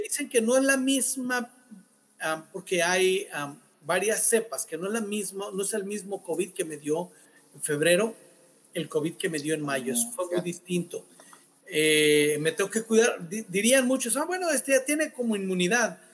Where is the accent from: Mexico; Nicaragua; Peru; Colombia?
Mexico; Sinaloa; como buen sinaloense